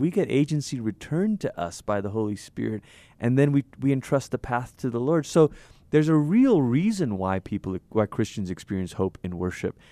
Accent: Malaysia; I'm from Malaysia. I grew up in Malaysia

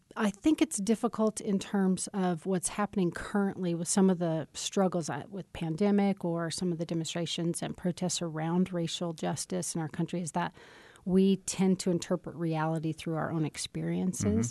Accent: Casper, Wyoming, United States; I was born in Casper

